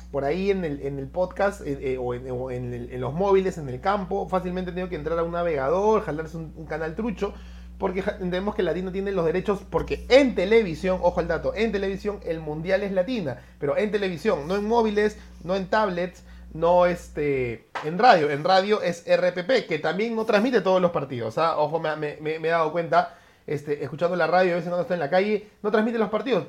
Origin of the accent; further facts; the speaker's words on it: Peru; como peruanos